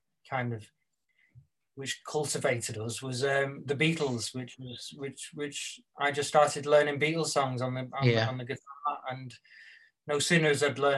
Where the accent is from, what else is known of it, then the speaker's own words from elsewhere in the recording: St Helens, North West England, United Kingdom; moved away; leaving my hometown in St. Helens, where I grew up, till I was old enough to release myself and move away